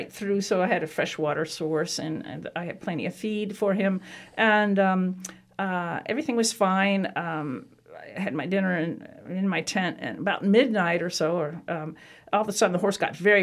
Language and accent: English; the East, United States; also born or lived in South Carolina; I was from the East